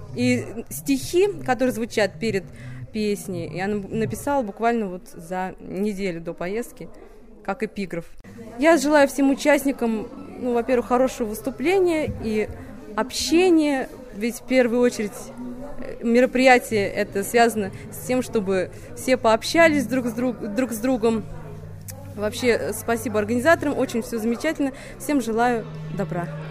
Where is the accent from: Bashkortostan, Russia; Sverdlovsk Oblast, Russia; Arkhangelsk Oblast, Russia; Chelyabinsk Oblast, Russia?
Bashkortostan, Russia; Ufa; Наш город Уфа очень замечательный, красивый. Это мой родной город, я его очень люблю